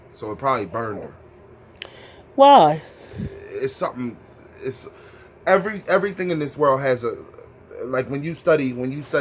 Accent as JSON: {"language": "English", "region": "Delaware", "country": "United States", "said": "Because we are from Delaware and we"}